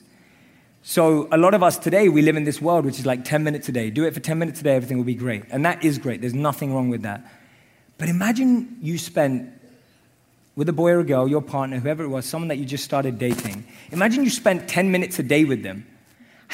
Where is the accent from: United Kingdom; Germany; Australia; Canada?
United Kingdom; London; I grew up in London.